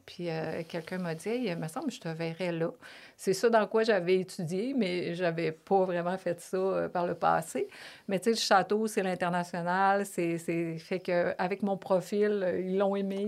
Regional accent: Lévis, Quebec, Canada; accent: Québécois; moved away as an adult; also born or lived in Toronto, Canada / Paris, France; je suis une fille euh, de vraiment une Lévisienne profonde. ma mère, mon père, on, est tous, tous

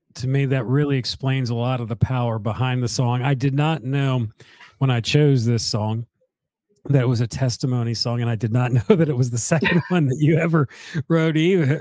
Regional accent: Northeast, United States; moved away; I'm from the Northeast

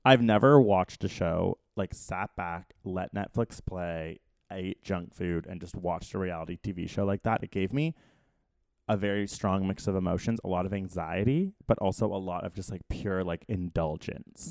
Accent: Canada; as a Canadian living in America

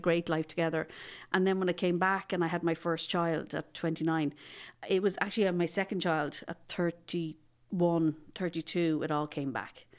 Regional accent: Dublin, Leinster, Ireland; I'm from Dublin originally

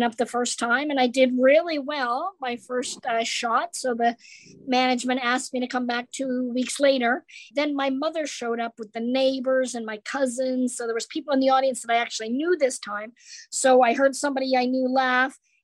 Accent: Canada; I grew up in Canada

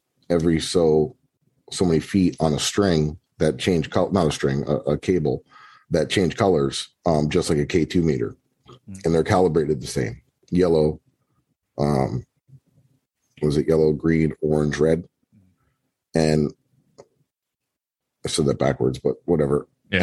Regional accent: Florida, United States; we're from Florida

